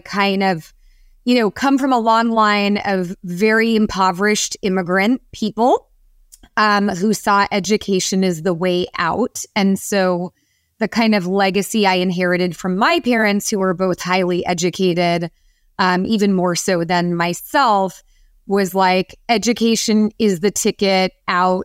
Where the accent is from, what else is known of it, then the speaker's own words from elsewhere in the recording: San Francisco, California, United States; I grew up in San Francisco in the Bay Area